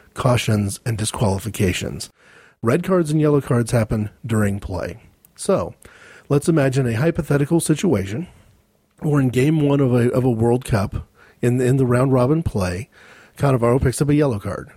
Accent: United States; as an American

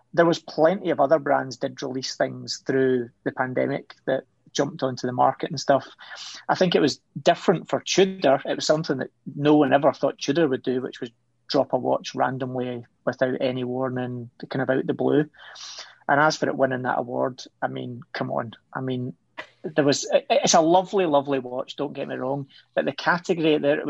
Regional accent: Scotland, United Kingdom; I'm Scottish, come on.

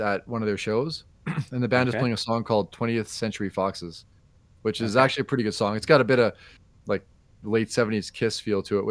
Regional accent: Canada; we're Canadian

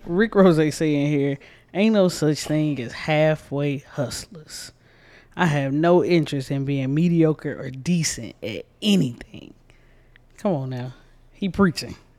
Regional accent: Georgia, United States; I'm from Georgia, too.

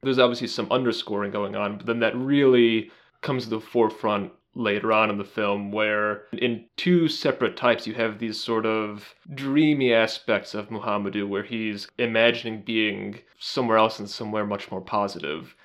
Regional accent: United States; as an American

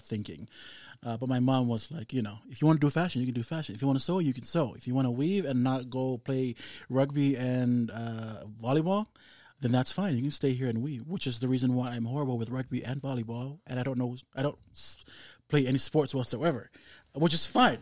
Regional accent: Samoa; growing up in Samoa

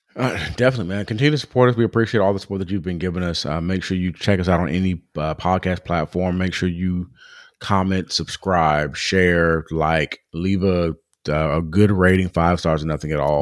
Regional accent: Southern California, United States; growing up in Southern California, I've been around so many different cultures

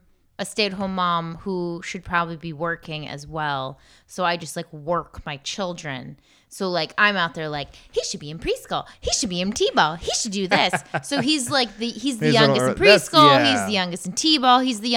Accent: Poland; That's my home country.

